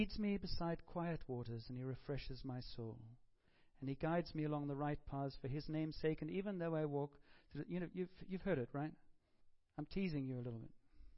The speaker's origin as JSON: {"language": "English", "town": "Cape Town", "region": "Western Cape", "country": "South Africa", "tie": "born or raised there", "moved": "yes", "said": "a friend of mine who I grew up with in Cape Town"}